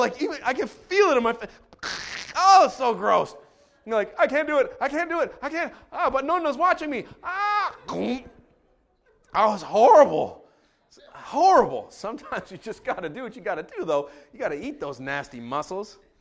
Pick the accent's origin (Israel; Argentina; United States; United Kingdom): Israel; now in Canada; I grew up in Israel